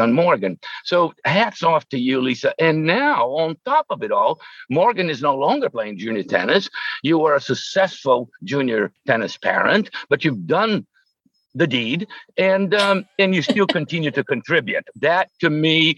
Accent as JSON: {"language": "English", "region": "São Paulo", "country": "Brazil", "tie": "born or raised there", "also_born_or_lived": "New York / Florida", "moved": "as an adult", "said": "I was born in Brazil, in São Paulo, Brazil"}